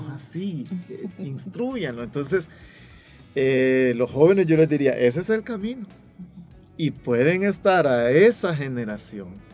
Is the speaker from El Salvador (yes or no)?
yes; El Salvador; los salvadoreños somos buenos para juzgar